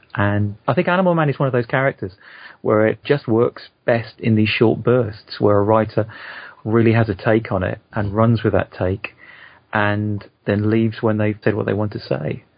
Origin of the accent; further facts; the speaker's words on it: United Kingdom; I'm a Brit